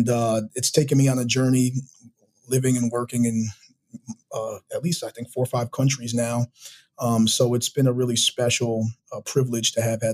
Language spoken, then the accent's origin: English; Poughkeepsie, New York, United States; moved away as an adult; also born or lived in Cambridge, Massachusetts / Rio de Janeiro, Brazil / Paraguay; I grew up in public housing for almost the entirety of my K-12 schooling. I grew up in Poughkeepsie, New York, a small city in upstate New York